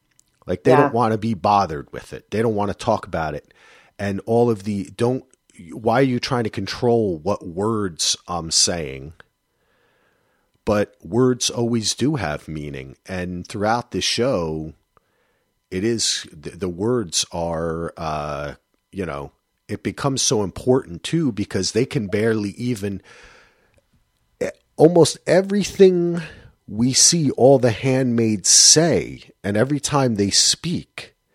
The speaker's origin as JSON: {"language": "English", "region": "New Jersey", "country": "United States", "said": "I forgot the ra. I'm from Jersey."}